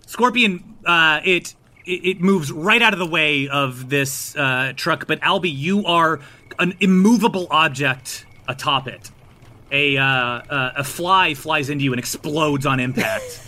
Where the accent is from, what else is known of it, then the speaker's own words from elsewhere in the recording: East Coast, United States; I'm from the East Coast